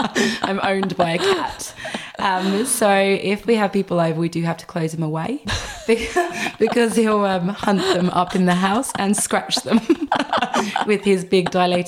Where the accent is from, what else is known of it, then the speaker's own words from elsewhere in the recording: England, United Kingdom; which people laugh at how I pronounce, but I am English.